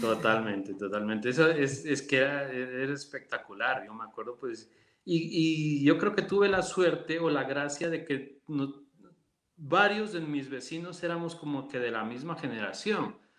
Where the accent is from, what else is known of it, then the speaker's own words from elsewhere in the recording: Loja, Ecuador; moved away as an adult; nosotros ya nacimos en Loja, yo soy el tercero de cuatro hermanos